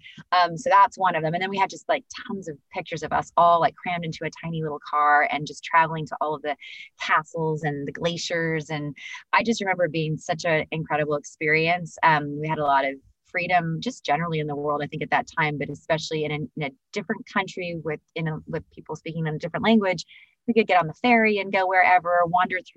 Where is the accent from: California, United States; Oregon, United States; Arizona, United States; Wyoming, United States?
California, United States; Northern; I grew up in Northern California